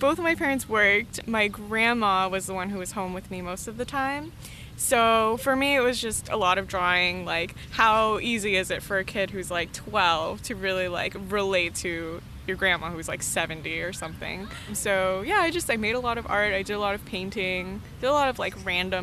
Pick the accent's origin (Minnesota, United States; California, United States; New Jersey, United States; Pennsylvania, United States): California, United States; Los Angeles; also born or lived in Australia; I'm like an LA native, so I grew up in the San Fernando Valley